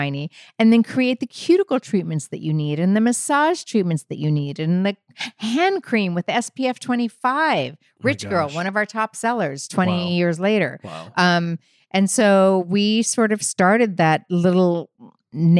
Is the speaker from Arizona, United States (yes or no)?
yes; Phoenix, Arizona, United States; moved away; I'm from Phoenix, Arizona